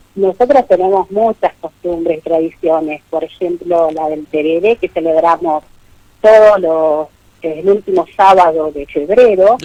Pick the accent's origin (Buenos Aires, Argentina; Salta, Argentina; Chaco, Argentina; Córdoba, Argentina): Buenos Aires, Argentina; yo soy de la capital federal